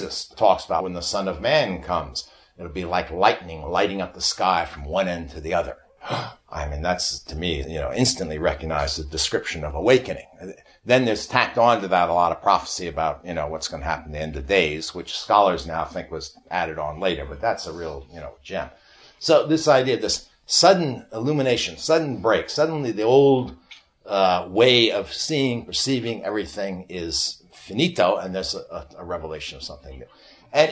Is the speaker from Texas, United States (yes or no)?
no; New York, United States; I'm from New York